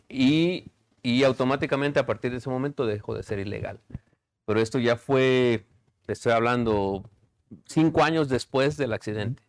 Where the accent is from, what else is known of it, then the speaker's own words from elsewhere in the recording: Ticumán, Morelos, Mexico; now in Chicago, United States; el amor que yo tengo por mi pueblo